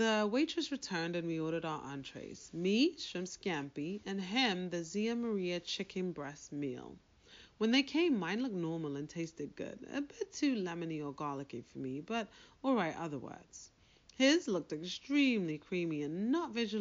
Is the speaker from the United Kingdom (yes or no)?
yes; United Kingdom; moved away; I'm British